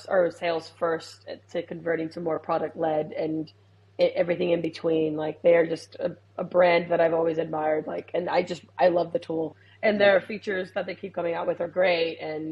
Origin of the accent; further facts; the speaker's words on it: Puerto Rico; also born or lived in United States; now in Australia; I grew up in the Caribbean. I'm from Puerto Rico